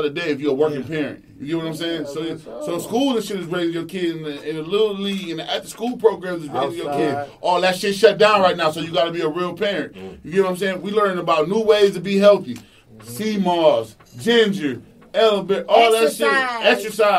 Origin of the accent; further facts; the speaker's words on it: New York, United States; Growing up in New York